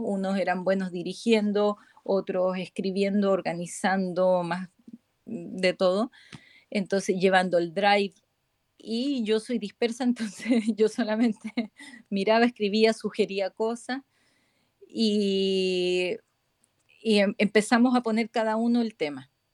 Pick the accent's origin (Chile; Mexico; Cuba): Chile; moved away as an adult; now in Spain; Me vine a España desde Chile